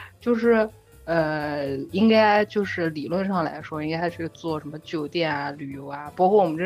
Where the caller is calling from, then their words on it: Halifax, Nova Scotia, Canada; 我在那个加拿大的那个 Halifax，哈里法克斯